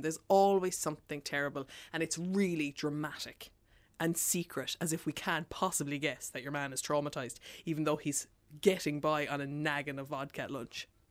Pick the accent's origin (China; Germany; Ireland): Ireland; our inherited trauma as Irish people